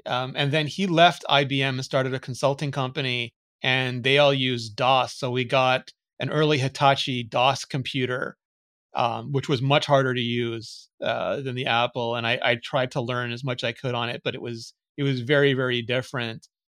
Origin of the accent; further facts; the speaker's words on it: Gauteng, South Africa; born there; I was born just outside Johannesburg in South Africa.